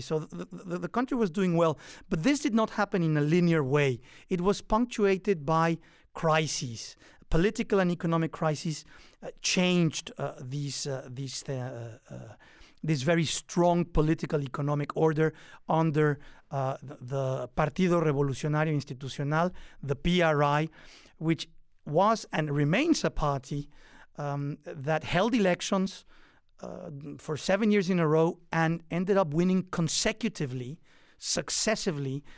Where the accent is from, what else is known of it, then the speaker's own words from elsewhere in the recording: Mexico; moved away as an adult; also born or lived in England / Washington, D.C., United States; now in United States; I am Mexican American